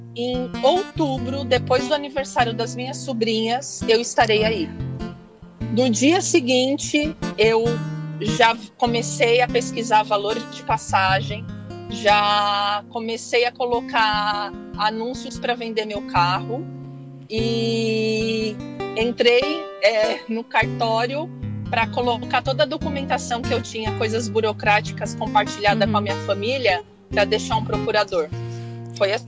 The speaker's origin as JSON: {"language": "Portuguese", "region": "São Paulo", "country": "Brazil", "tie": "born or raised there", "moved": "as an adult", "lives_now": "Hawaii, United States", "said": "eu saí de São Paulo, capital. É, eu sou de lá, né? Não por conta de trabalho, mas é, a cidade que eu nasci é gigante"}